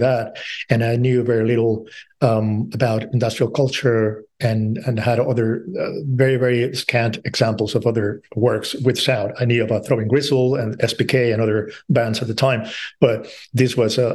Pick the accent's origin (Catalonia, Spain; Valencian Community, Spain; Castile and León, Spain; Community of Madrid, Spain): Community of Madrid, Spain; Madrid; I grew up in Madrid